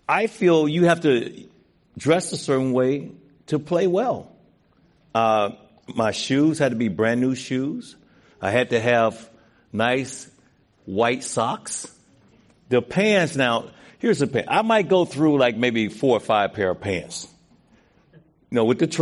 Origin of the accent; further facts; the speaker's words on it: Mississippi, United States; I was born in Mississippi